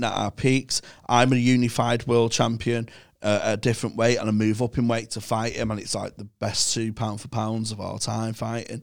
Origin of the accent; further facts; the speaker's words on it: Manchester, North West England, United Kingdom; I'm 16, and I'm from Manchester